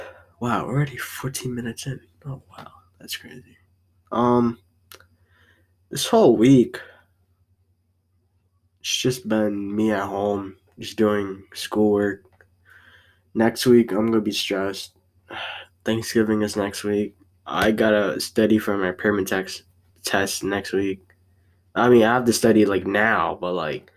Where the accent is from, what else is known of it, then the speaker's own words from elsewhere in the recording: United States; I was born here in America